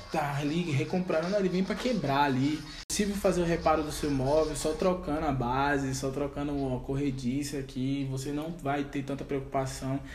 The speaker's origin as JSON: {"language": "Portuguese", "country": "Brazil", "said": "como brasileiro"}